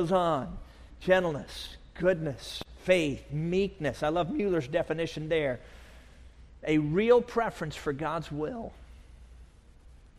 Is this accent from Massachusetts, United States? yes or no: no; Chicago, Illinois, United States; I grew up in Chicago